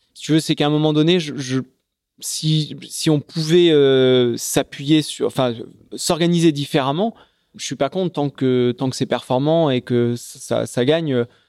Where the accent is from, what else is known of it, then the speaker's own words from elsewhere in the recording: Charente, Nouvelle-Aquitaine, France; Je, suis né en Charente. donc, je grandis dans la campagne charentaise au milieu des, vignes